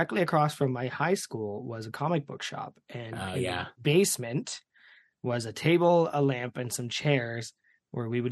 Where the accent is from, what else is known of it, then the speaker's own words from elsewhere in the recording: Canada; as a Canadian